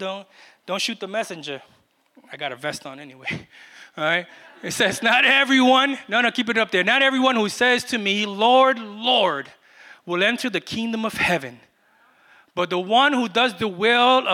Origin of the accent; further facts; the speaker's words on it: New York City, New York, United States; moved away; I was from Brooklyn